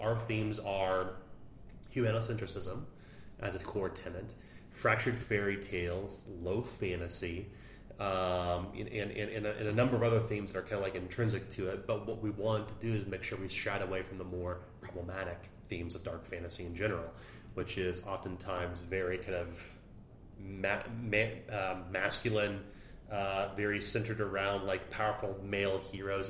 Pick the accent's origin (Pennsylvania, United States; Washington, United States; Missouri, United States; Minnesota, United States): Missouri, United States; Oak Grove; moved away as an adult; now in Kansas City, United States; we grew up in Oak Grove, Missouri, um, moved to Kansas City in our 20s